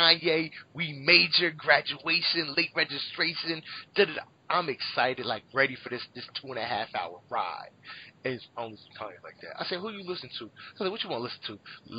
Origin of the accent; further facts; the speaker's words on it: Philadelphia, Pennsylvania, United States; I'm from the Phil